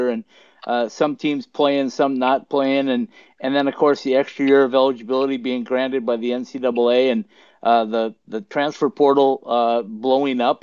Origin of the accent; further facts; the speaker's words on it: just west of Bemidji, Minnesota, United States; moved away as an adult; now in Arizona, United States; I came from just west of Bemidji